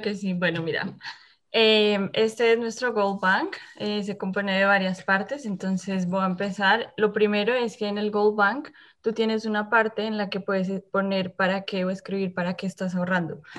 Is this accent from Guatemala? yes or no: no; Colombia; moved away as an adult; now in Winnipeg, Canada; también soy colombiana